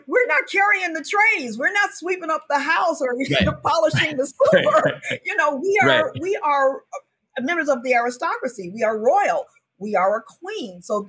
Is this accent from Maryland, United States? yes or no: no; Chicago, Illinois, United States; moved away as an adult; also born or lived in New York City; I'm from Chicago.